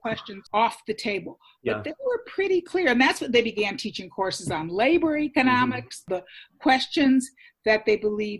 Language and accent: English; the South, United States; as a Southerner, I have to say he was deeply suspicious about a federal amendment